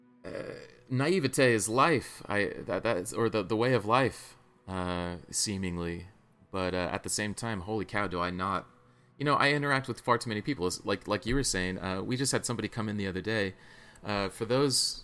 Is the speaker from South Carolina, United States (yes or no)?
yes; South Carolina, United States; now in Bay Area, United States; I'm from South Carolina, you know, my whole family's from over there